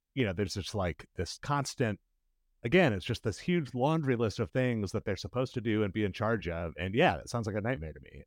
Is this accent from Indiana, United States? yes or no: yes; Indianapolis, Indiana, United States; I grew up in Irvington, which is a neighborhood most people have heard of if they've heard of any Indianapolis neighborhoods